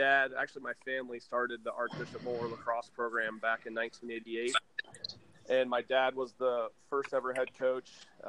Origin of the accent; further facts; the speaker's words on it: Ohio, United States; moved away as an adult; also born or lived in Dallas, Texas; now in Culver, Indiana, United States; my wife and I decided to kind of come back to the Midwest, our roots. My wife is from Indiana, and I'm from Ohio